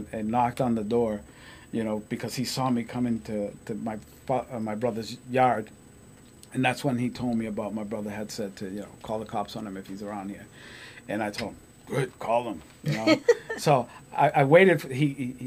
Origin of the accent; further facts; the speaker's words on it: Lawrence, Massachusetts, United States; also born or lived in Puerto Rico; I lived in Lawrence. You know, I was raised in Lawrence.